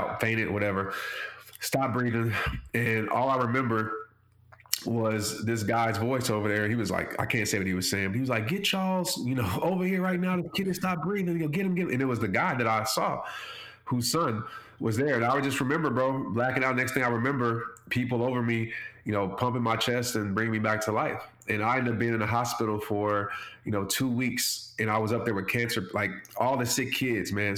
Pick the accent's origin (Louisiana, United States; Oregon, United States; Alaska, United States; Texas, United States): Louisiana, United States; New Orleans; growing up in New Orleans